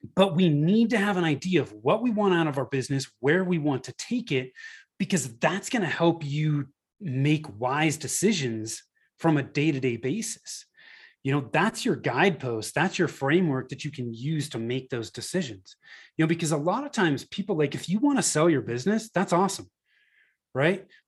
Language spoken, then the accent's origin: English; Northern California, United States; moved away as an adult; now in Denver, Colorado, United States; I moved from Northern California, where I was born and raised, to, uh, the Denver, Colorado area